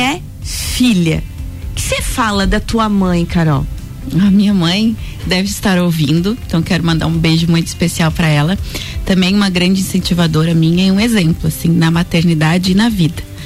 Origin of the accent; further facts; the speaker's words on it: Lages, Santa Catarina, Brazil; moved away as an adult; nós somos aqui de Lages. Eu estudei no Santa Rosa